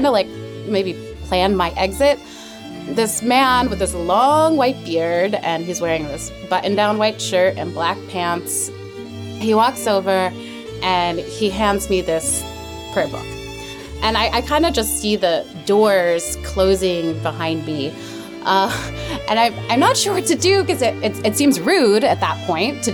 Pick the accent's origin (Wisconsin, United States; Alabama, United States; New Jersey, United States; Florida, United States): New Jersey, United States; moved away; I'm New Jersey